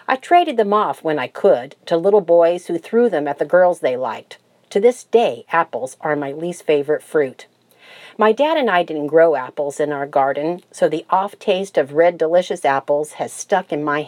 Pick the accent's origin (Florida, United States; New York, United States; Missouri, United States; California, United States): Florida, United States; I grew up in Florida and helped my dad grow tomatoes in our garden